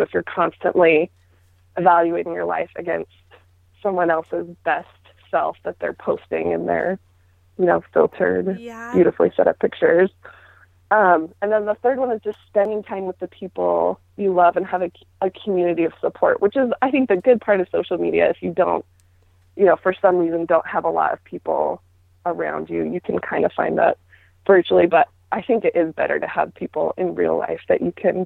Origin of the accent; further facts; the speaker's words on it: Utah, United States; I grew up in Utah, where that was the norm